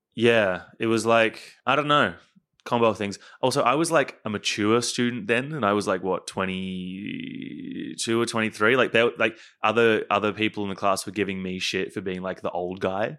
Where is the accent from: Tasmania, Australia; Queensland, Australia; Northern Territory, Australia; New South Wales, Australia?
Queensland, Australia; now in Melbourne, Australia; I am from Queensland